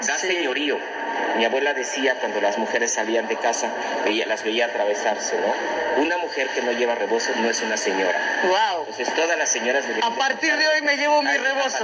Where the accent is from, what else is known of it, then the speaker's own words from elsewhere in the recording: Juchitán de Zaragoza, Oaxaca, Mexico; De mi tierra natal.